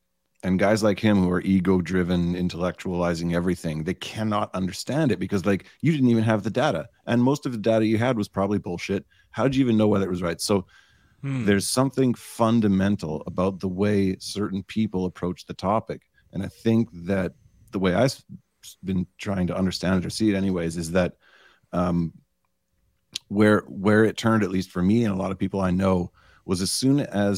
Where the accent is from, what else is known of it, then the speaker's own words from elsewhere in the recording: Canada; I'm Canadian.